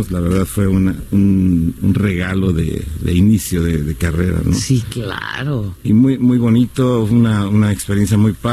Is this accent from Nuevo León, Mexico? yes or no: no; San Luis Potosí, Mexico; Sí, soy de San Luis Potosí cuando era niño hicieron una convocatoria para un grupo